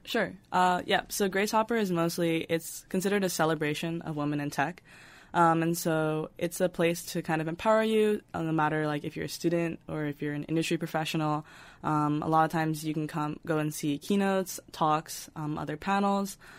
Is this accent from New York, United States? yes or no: yes; New York, United States; I'm originally from New York